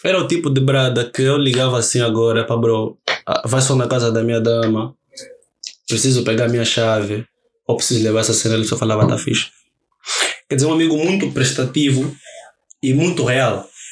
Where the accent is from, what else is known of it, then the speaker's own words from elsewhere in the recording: Luanda, Luanda Province, Angola; eu vivo e cresci no Rocha. Uhum. Vivi no Rocha